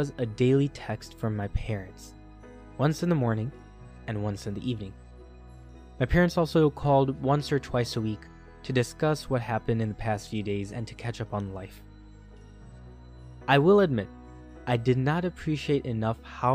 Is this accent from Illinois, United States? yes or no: yes; Chicago suburb, Illinois, United States; moved away as an adult; My hometown was a typical Chicago suburb where most of the people I grew up with lived nearby.